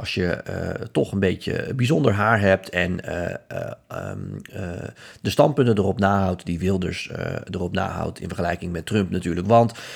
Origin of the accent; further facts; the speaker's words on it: Netherlands; wij zijn als Nederlanders